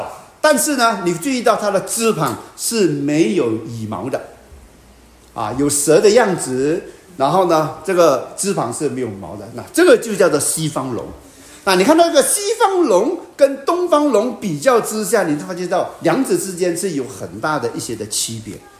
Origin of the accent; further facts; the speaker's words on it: China; 我们中国的龙是降龙哎，你们西方是利龙了，你们怎么能够把利龙的名字放在我们中国人身上嘛？